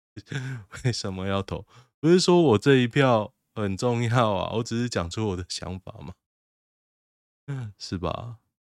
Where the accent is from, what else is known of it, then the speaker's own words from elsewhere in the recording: Taoyuan, Taiwan; also born or lived in Hsinchu; 春日路就在我家外面吗？不要说我从我搬来到现在，从我小时候到现在